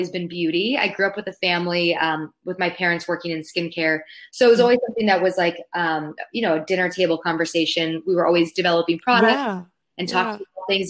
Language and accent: English; Palos Verdes, California, United States; moved away; I grew up in Southern California with the ocean as my backyard, which I now realize I took for granted because I don't live next to the ocean anymore. But growing up, I grew up in a place called Palos Verdes.